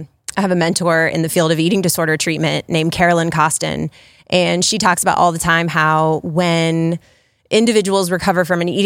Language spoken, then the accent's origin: English; Worthington, United States; So, well, the big piece is we're both from Worthington, born and raised